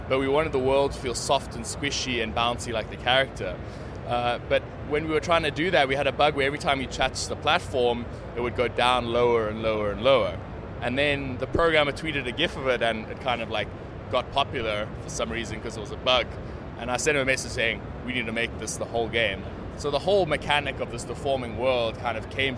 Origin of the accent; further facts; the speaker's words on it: South Africa; I'm South African.